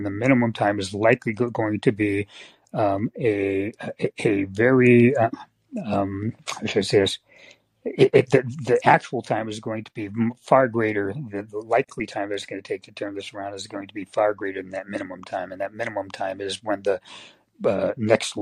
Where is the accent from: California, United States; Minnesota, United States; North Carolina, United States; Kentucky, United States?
California, United States; Bay Area; I grew up in the Bay Area. I was the first generation to grow up in the Bay Area of my family